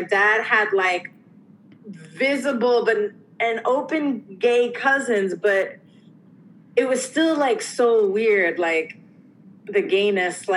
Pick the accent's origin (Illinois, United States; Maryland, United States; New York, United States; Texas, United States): New York, United States; New York City; I grew up again in the North Bronx